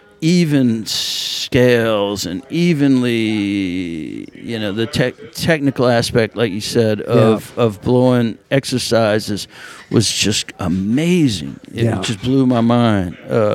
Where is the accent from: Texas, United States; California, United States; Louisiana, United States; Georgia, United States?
Louisiana, United States; New Orleans; I grew up uptown.